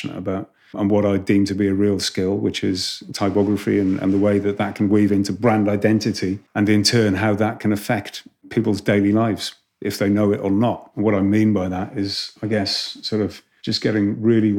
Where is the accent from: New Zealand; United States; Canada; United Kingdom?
United Kingdom; Wales; also born or lived in Reading / Amsterdam; as a Welshman